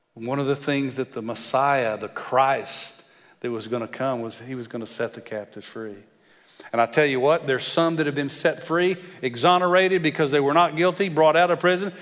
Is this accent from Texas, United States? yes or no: yes; West Texas, United States; moved away as an adult; When my wife and I moved here about 13 years ago, I moved from West Texas. I thought when I lived in West Texas, everybody else in the world had an accent